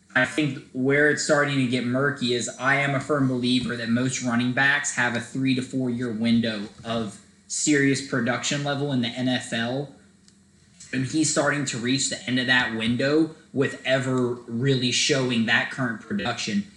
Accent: Atlanta, Georgia, United States; from Atlanta, and we rep the dirty South.

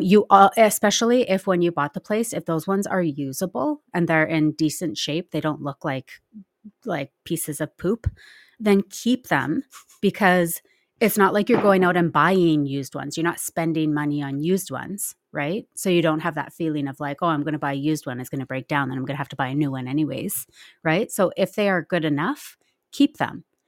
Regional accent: Nelson, British Columbia, Canada; I'm, I'm from Nelson, well, just outside of Nelson, B C

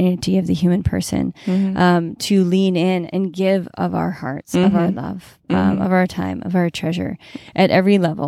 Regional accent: New England, United States; growing up in New England, I was exposed to Robert Frost quite a bit.

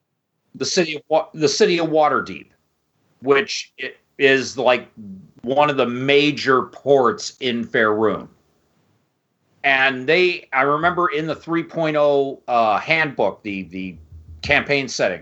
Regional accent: Downriver, suburban Detroit, Michigan, United States; downriver, which is all the bedroom communities south and southwest of Detroit

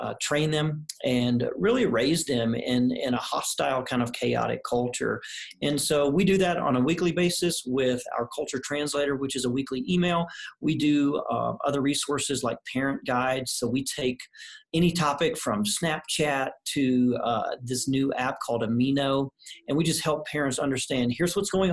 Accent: the South, United States; now in Colorado, United States; I grew up in the South

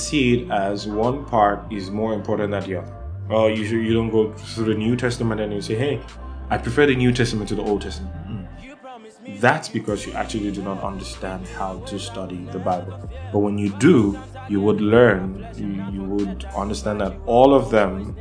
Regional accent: Nigeria; first language Yoruba; English is a second language; I'm from Nigeria.

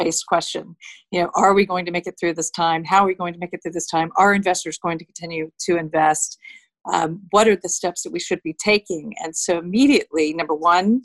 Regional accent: Florida, United States; moved away; also born or lived in United Kingdom; I am an American who grew up in Florida and have lived back and forth between the UK and the US for many, many years.

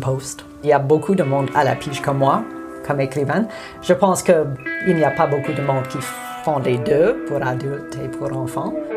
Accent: Montreal, Quebec, Canada; first language English; French is a second language; moved away as an adult; also born or lived in Jasper, Alberta / Calgary, Alberta; now in Nakusp, Canada; je suis née à Jasper, et puis, euh, j'ai fait mon enfance à Calgary, mais à l'âge de 10 ans, j'ai déménagé à Montréal. Et alors, j'ai passé une décennie à Montréal

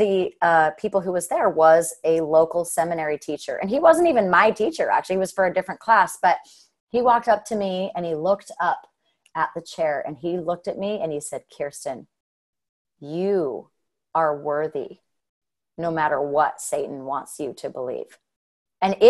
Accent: Hurricane, Utah, United States; I was raised in Hurricane

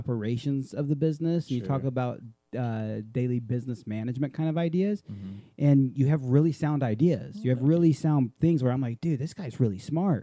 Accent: Hawaii, United States; moved away; when I grew up there

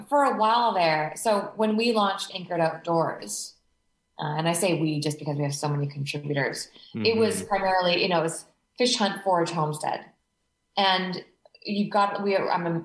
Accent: Canada; moved away as an adult; now in Australia; I'm Canadian, but my husband's an Aussie.

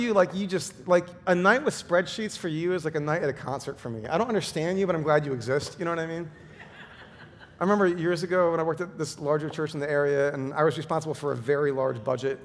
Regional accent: Midwest, United States; I grew up in the Midwest

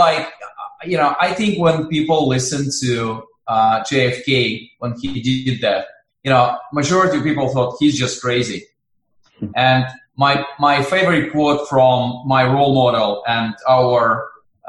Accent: Russia; I'm originally from Russia.

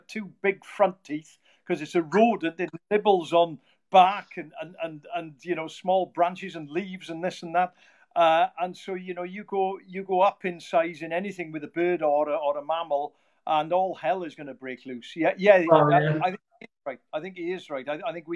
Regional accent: Llanwddyn, Wales, United Kingdom; I grew up in Llanwrtyn, Lake Fernwy, you know, surrounded by moors

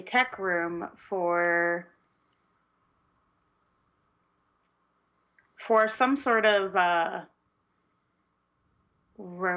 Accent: United States; we're American.

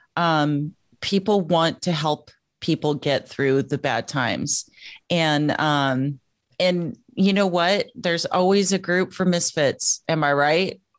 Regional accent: Joshua Tree, California, United States; moved away; I left Joshua Tree, California

